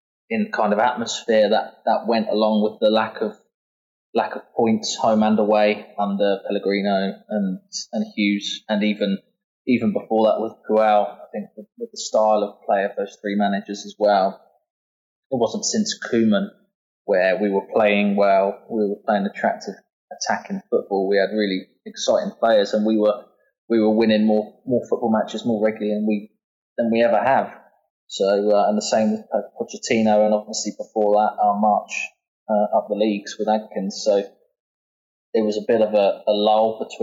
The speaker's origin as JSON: {"language": "English", "town": "Southampton", "region": "South East England", "country": "United Kingdom", "tie": "born or raised there", "said": "born and bred in Southampton. I've lived here all my life."}